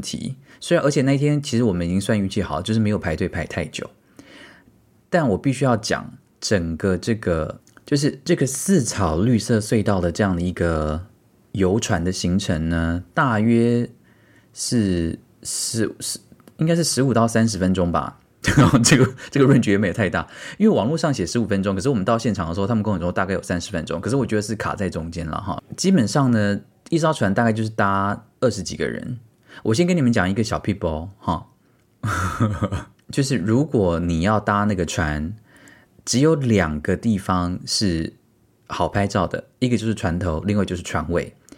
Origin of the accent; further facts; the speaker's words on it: Tainan, Taiwan; 身为台南人，我竟然还没有去过四草